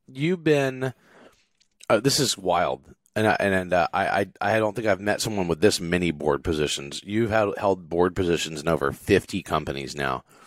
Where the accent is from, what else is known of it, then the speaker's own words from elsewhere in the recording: South Louisiana, United States; moved away; also born or lived in Texas; I grew up in South Louisiana